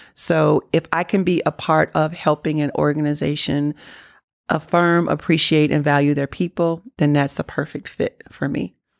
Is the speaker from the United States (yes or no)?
yes; Kentucky, United States; I'm from Kentucky